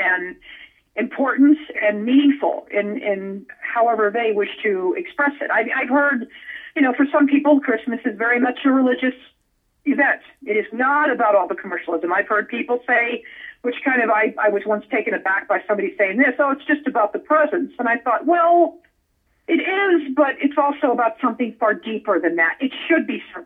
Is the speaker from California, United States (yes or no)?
no; Las Vegas, Nevada, United States; I grew up in Vegas.